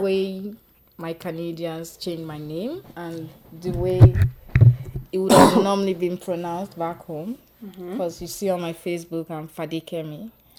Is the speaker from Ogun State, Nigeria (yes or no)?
no; Lagos, Nigeria; moved away; I'm from Lagos, Nigeria.